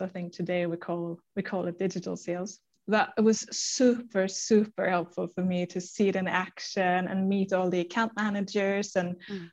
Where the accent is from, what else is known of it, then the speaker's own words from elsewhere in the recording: Germany; English is a second language; moved away as an adult; also born or lived in Stockholm, Sweden; now in Sweden; I'm from Germany.